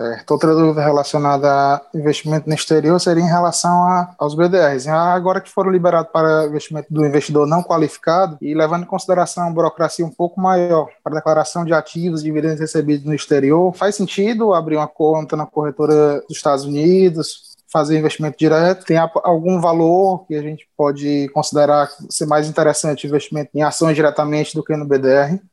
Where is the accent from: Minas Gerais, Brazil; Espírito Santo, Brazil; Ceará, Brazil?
Ceará, Brazil; Fortaleza; Sou de Fortaleza, Ceará